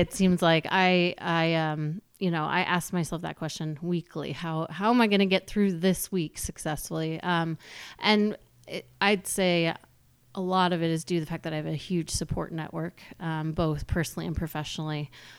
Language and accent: English; New England, United States; also born or lived in Manhattan; I grew up in New England, and I had spent my whole high school and college career in and around New England, and then Manhattan for my first job.